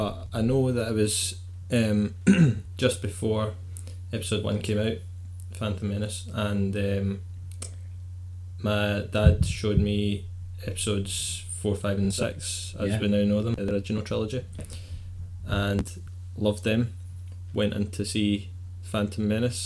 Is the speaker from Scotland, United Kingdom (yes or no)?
yes; Scotland, United Kingdom; we are Scottish